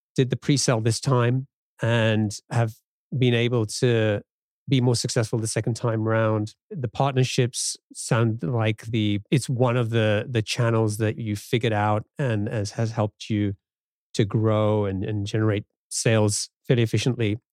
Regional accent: England, United Kingdom; now in United States; growing up in England and coming to the U S

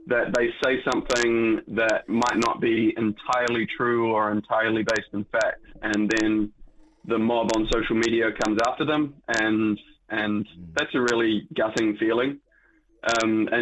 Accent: New Zealand; being a Kiwi

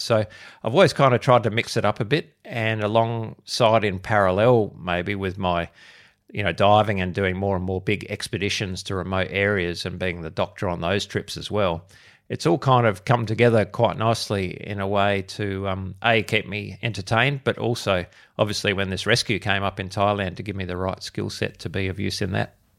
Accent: Adelaide, South Australia, Australia; I'm born and bred in Adelaide, which is where I am am still

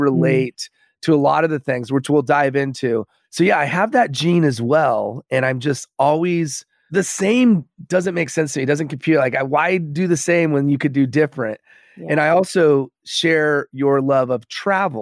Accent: United States; growing up here in the US

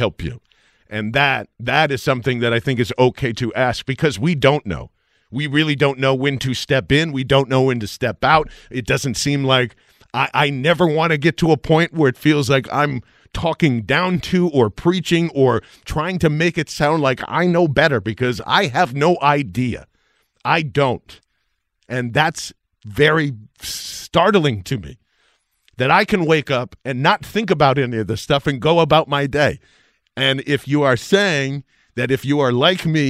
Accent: Iowa, United States; now in Philadelphia, United States; I was born in Iowa

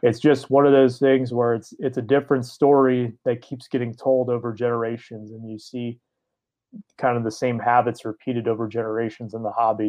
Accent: Detroit, Michigan, United States; I grew up in the Detroit area

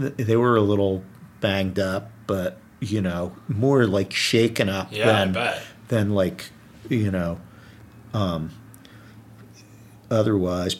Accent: New Jersey, United States; I'm from New Jersey

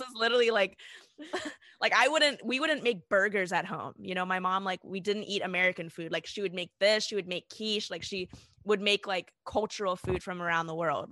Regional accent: South Africa; I was born in South Africa to South African parents

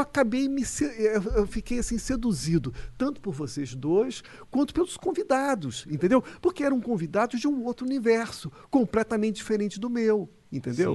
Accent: Rio de Janeiro, Brazil; Eu sou carioca

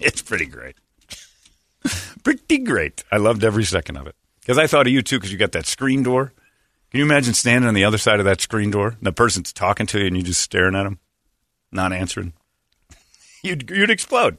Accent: United States; I'm an American. I'm a true American

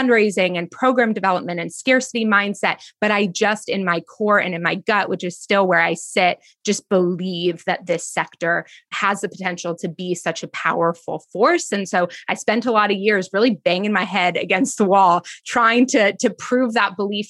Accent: East Bay, California, United States; I grew up in the East Bay in California

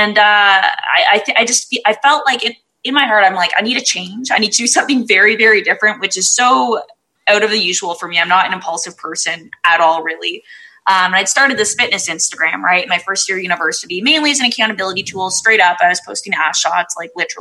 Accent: Canada; I'm from Canada

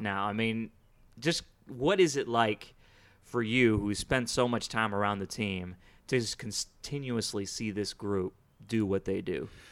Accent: Houston, Texas, United States; also born or lived in Chicago, United States; born in Chicago. I grew up here in Houston

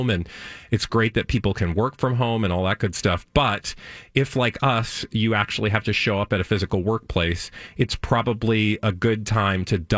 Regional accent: Minnesota, United States; as a Minnesotan

